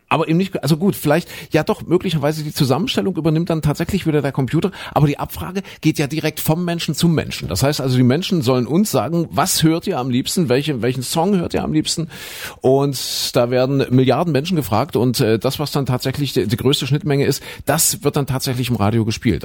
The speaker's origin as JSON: {"language": "German", "area": "GDR", "region": "East Germany", "country": "Germany", "tie": "born or raised there", "said": "ich bin ja in der DDR groß geworden als Kind noch"}